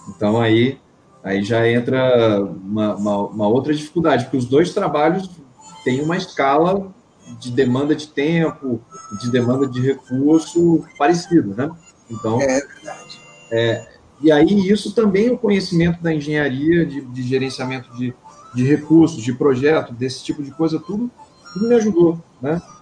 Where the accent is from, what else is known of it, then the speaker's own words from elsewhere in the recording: Campinas, São Paulo, Brazil; moved away as an adult; now in Rio de Janeiro, Brazil; eu sou originalmente de São Paulo, da cidade de Campinas. Em 2009 me mudei para o Rio